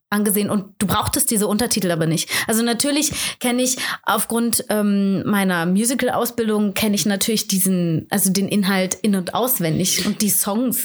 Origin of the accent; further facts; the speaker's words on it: Aachen, North Rhine-Westphalia, Germany; moved away; ich komme ja ursprünglich aus Aachen